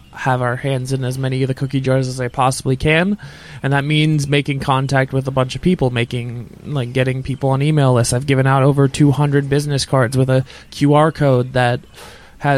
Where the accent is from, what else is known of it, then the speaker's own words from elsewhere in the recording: Atlanta, Georgia, United States; I'm from Atlanta